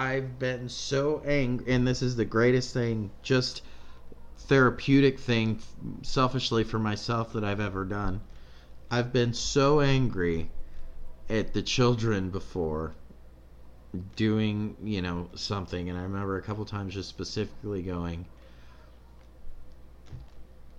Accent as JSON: {"language": "English", "country": "United States", "said": "being American Christians like we are"}